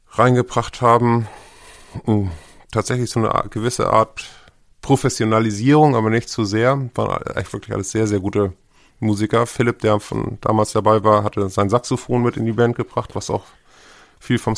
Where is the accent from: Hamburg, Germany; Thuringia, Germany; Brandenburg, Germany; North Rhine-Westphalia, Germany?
Hamburg, Germany; Also ich bin 71 äh, in Hamburg geboren